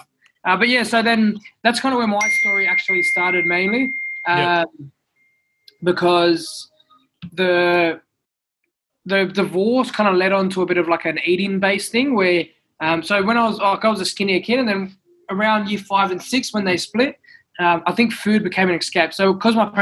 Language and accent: English; Sydney, New South Wales, Australia; also born or lived in Goulburn; I was actually born in Goulburn. So I was born in Goulburn Hospital. And then I moved to Western Sydney. So I'll name it Bonnerig